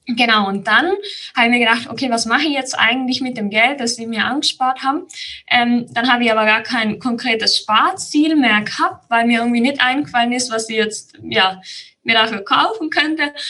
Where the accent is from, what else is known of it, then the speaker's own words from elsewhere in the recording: Tyrol, Austria; Ich bin aus Tirol. Das hört man, denke ich, auch sehr schnell an meiner Stimme